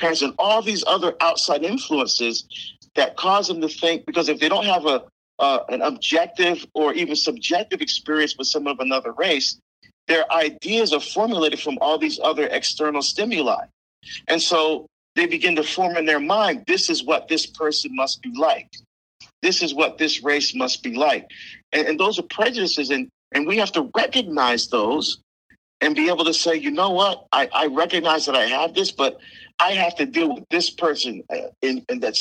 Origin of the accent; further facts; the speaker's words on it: Barbados; moved away; I was born in Barbados. I love my Caribbean heritage. I love my food and my culture. I still speak our dialect.